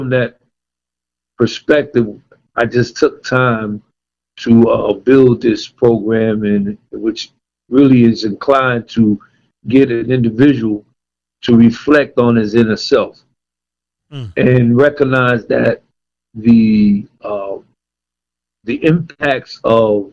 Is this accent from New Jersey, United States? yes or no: yes; Paterson, New Jersey, United States; moved away; also born or lived in Virginia; being born and raised in Patterson, New Jersey